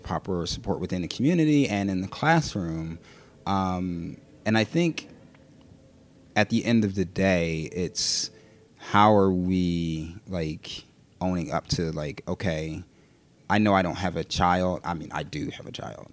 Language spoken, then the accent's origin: English; Philadelphia, Pennsylvania, United States; born and raised right here in, in West Philly